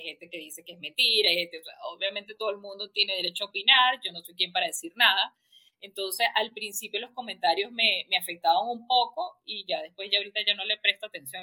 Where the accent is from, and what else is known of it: Venezuela